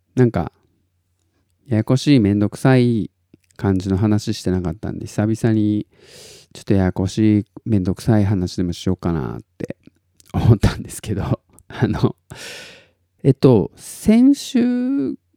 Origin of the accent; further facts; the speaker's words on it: Tottori, Japan; 僕が鳥取生まれギターポップ育ち